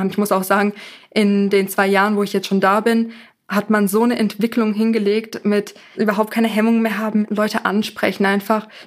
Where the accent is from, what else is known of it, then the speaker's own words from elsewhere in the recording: Bühl, Baden-Württemberg, Germany; Aus Bühl, das ist